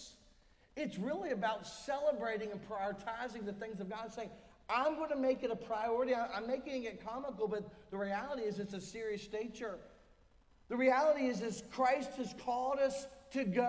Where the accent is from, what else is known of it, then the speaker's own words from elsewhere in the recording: United States; also born or lived in Raleigh, North Carolina; being an American, is having that U.S. passport